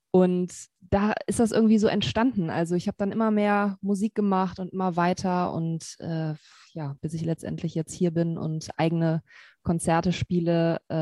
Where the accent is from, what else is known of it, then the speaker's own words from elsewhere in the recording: Cologne, North Rhine-Westphalia, Germany; born there; now in Wermelskirchen, Germany; Singer-Songwriterin, ähm, komme gebürtig aus Köln, wohne im Moment so im Bergischen Land bei Wermelskirchen.